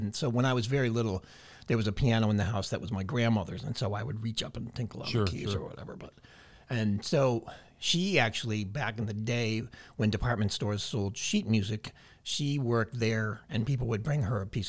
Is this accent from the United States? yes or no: yes; Agawam, Massachusetts, United States; Agawam, Massachusetts.